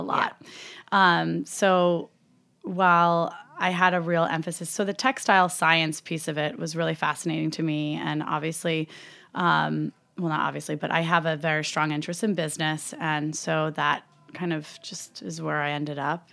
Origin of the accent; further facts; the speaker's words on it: Upper Hudson Valley, upstate New York, United States; I grew up in upstate New York